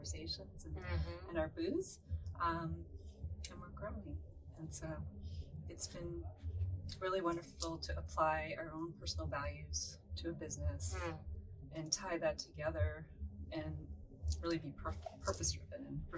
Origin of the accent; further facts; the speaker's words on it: Rochester, New York, United States; now in Southern California, United States; originally from upstate New York, Rochester, New York.